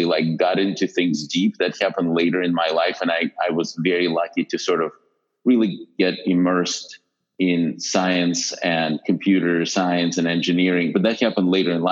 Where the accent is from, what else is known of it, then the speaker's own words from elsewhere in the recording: Western Ukraine, Ukraine; moved away as an adult; now in United States; I grew up in a small town in Western Ukraine